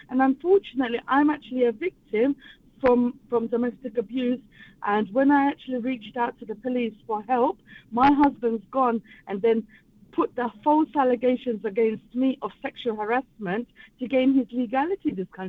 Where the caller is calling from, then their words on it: London, United Kingdom; I'm actually calling from East London.